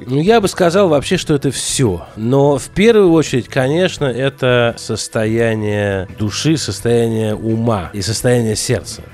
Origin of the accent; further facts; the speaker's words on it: Russia; moved away; also born or lived in Israel; я из России